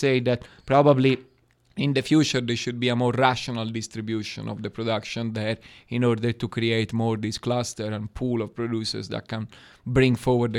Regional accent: Florence, Tuscany, Italy; English is a second language; moved away as an adult; also born or lived in Friuli; I'm from Florence.

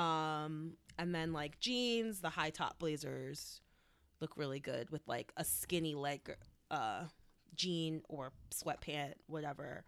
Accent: New York City, New York, United States; I was from New York

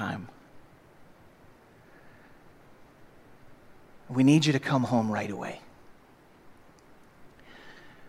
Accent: St. Louis, Missouri, United States; I grew up in St. Louis

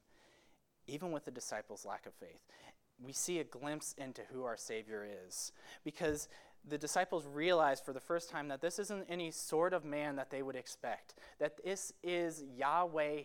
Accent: Marco Island, Florida, United States; moved away as an adult; now in Glenside, Pennsylvania, United States; my hometown, Marco Island, Florida

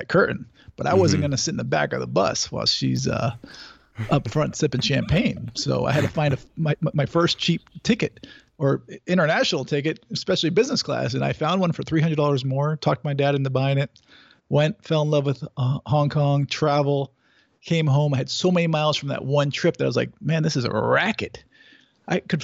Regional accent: Connecticut, United States; I grew up in Connecticut

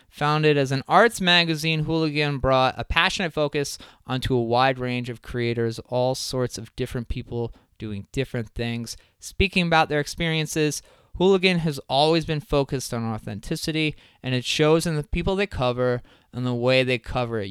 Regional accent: Crystal Lake, Illinois, United States; I'm from Crystal Lake

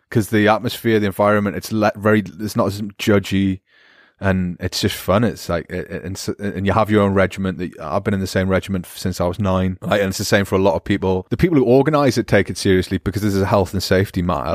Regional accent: Newcastle upon Tyne, North East England, United Kingdom; accent: Geordie; my Geordie accent

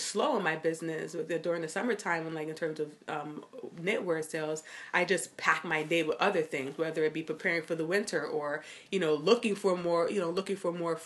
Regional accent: New York City, New York, United States; also born or lived in Miami; I grew up in Brooklyn. That's like my hometown. I was born in Miami, but I moved when I was like a year

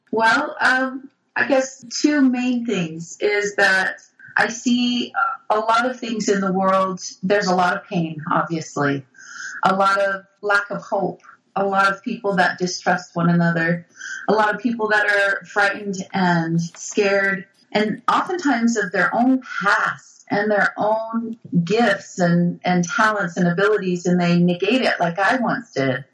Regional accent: Brigham City, Utah, United States; I grew up Catholic in Brigham City, Utah, you know, Mormonville

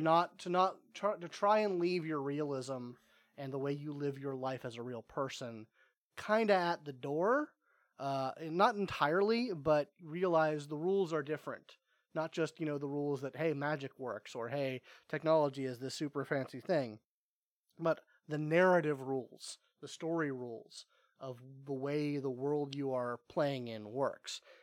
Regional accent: East Cobb, Georgia, United States; I grew up in East Cobb, and that's a geographical bubble

